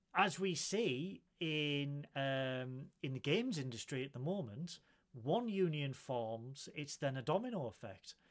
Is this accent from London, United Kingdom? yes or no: no; Middlesbrough, North East England, United Kingdom; I'm a duck from Middlesbrough